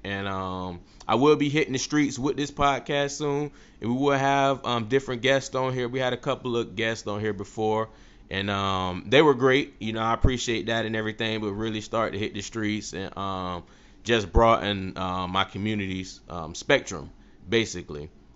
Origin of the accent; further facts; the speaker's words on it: Tampa, Florida, United States; I was born and raised in Tampa, Florida, do this podcast out of Tampa, Florida